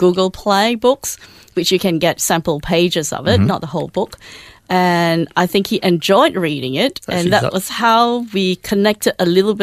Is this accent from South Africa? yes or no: no; Malaysia; moved away as an adult; now in Melbourne, Australia; when I was growing up in Malaysia, my favorite subject was essay